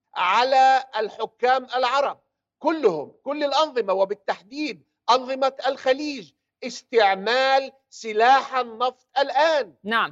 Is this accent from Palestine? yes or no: yes; Palestine; now in United Kingdom; أنا كعربي فلسطيني